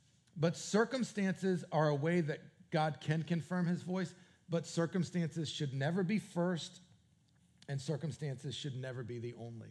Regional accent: New England, United States; moved away; also born or lived in Canada / Raleigh area; New England, which is where Jennifer and I are both from

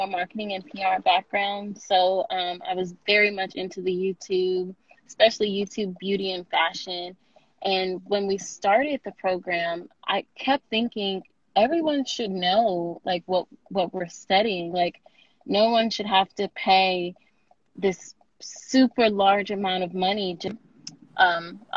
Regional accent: Houston, Texas, United States; moved away as an adult; now in Dallas, United States; Originally, I'm from Houston, HVO, whatever. So I moved to Dallas area to go to UNT for undergrad, and then I stayed in Dallas

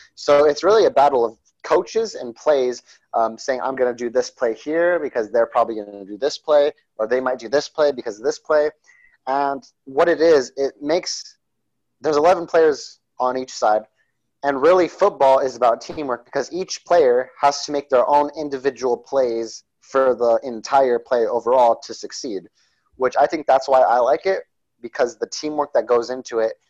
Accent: Coolidge, Arizona, United States; I grew up in Arizona, which is about uh, three hours from Mexico.

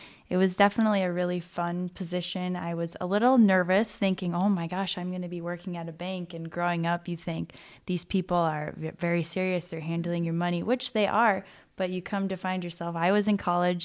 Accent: Duluth, Minnesota, United States; moved away as an adult; also born or lived in Fargo, North Dakota; I actually grew up in Duluth, Minnesota. I was born and raised there

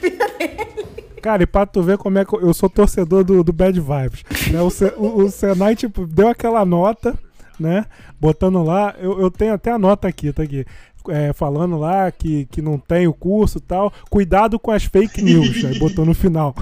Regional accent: Jardim América, Rio de Janeiro, Brazil; eu sou de Jardim América, eu moro perto de Belfor Roxo

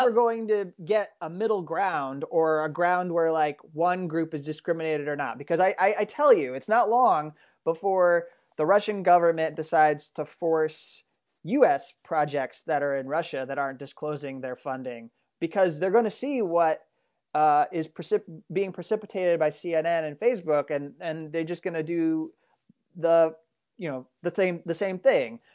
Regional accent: United States; I'm an American

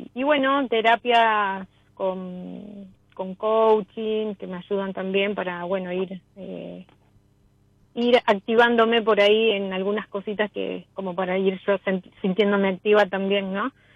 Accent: Los Cardales?, Buenos Aires, Argentina; yo soy de Las Ferreres, zona oeste

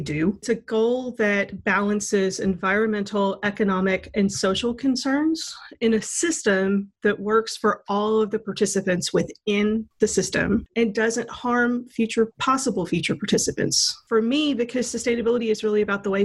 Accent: Mississippi, United States; moved away; my home state of Mississippi

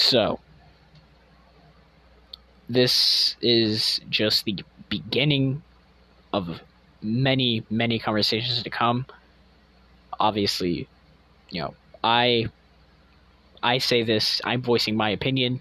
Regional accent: United States; our nation as Americans

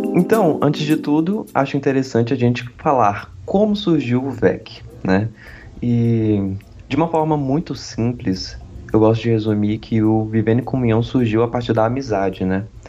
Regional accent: Brasília, Federal District, Brazil; moved away as an adult; now in Rio Grande do Sul, Brazil; eu sou natural de Brasília, mas moro no Rio Grande do Sul por causa da faculdade

